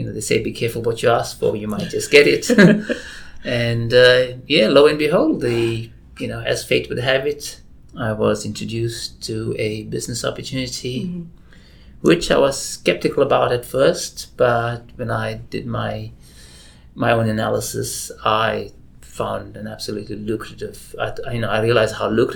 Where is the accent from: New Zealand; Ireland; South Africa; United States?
South Africa; moved away as an adult; now in Australia; I was born and raised in South Africa